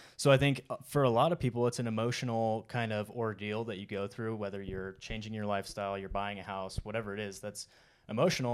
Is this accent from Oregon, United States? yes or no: yes; Oregon, United States; moved away as an adult; now in Utah, United States; I grew up in Oregon, um, and then once I was out of high school, I joined the Marine Corps